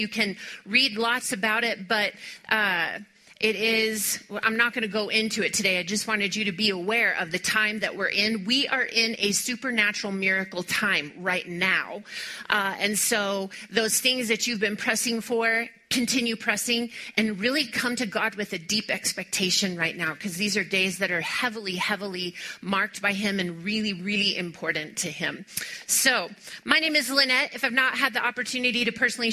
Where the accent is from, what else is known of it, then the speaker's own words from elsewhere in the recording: Texas, United States; I was born in Texas